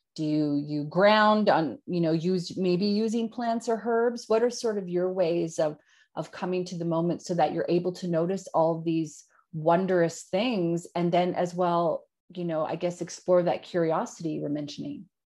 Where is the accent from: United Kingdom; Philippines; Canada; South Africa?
Canada; Yukon; now in Australia; I grew up in the Yukon in Canada, Northern Canada, two hours out of Alaska.